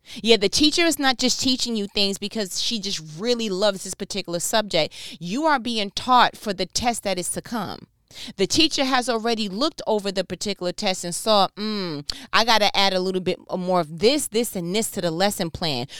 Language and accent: English; New York, United States; I'm from New York. where I am one thousand percent fluid in body language and sarcasm